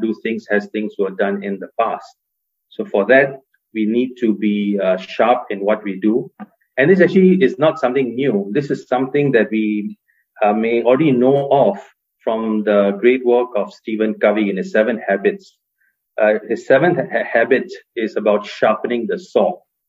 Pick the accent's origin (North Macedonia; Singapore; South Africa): Singapore; I had a chance of living and working in the US, Hong Kong, and my home country of Singapore. I live in Singapore now.